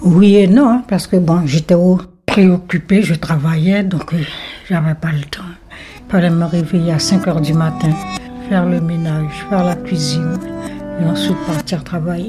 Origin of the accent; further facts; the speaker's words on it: Saint-Laurent-du-Maroni, French Guiana; moved away as an adult; now in Paris region, France; Je suis née à Saint-Laurent et j'ai 72 ans